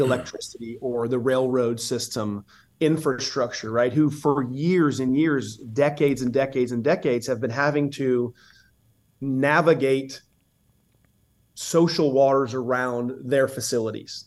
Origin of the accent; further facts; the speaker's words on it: Southeast, United States; I'm from the Southeast